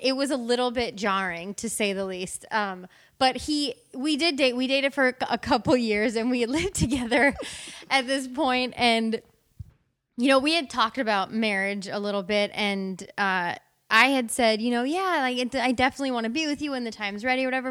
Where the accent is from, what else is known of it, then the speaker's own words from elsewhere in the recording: Wisconsin, United States; moved away; I'm originally from Wisconsin